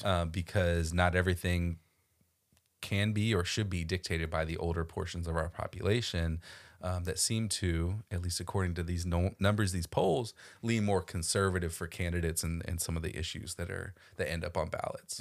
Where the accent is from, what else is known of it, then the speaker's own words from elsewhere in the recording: Florida, United States; I grew up in Florida